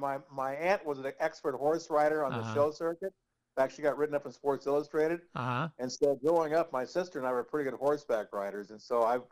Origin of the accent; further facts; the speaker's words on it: Du Quoin, Illinois, United States; moved away as an adult; also born or lived in Denver, Colorado / Bradford, Pennsylvania; my hometown is a little town in southern Illinois called Duquoin, Illinois.